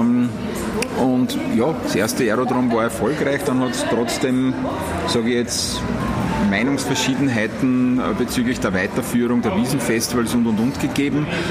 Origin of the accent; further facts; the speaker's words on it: area around Wiener Neustadt, Lower Austria, Austria; Ich bin 15 Minuten weg von Wiener Neustadt, das heißt, ich bin in der Gegend aufgewachsen